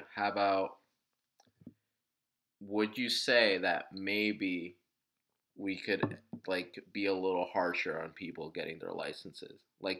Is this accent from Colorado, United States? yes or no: no; New Jersey, United States; We're from New Jersey.